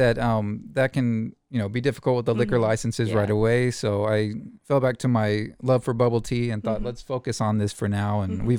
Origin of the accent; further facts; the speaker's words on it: Waco, Texas, United States; Yeah, we're both from Waco. Grew up around here.